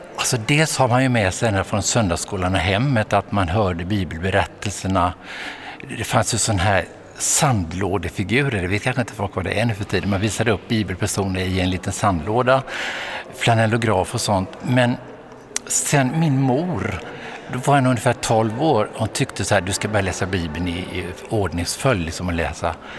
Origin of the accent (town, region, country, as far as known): Vetlanda, Jönköping County, Sweden; born or raised there